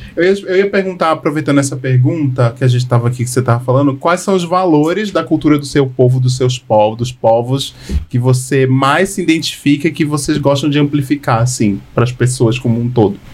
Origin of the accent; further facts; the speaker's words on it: Northeast Region, Brazil; Eu sou do Nordeste